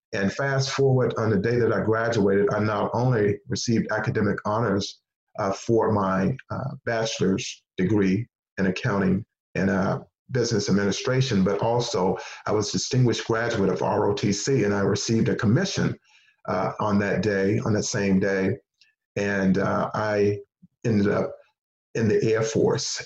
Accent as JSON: {"language": "English", "town": "Henderson", "region": "North Carolina", "country": "United States", "tie": "born or raised there", "moved": "yes", "said": "the school system where I grew up in Henderson, North Carolina"}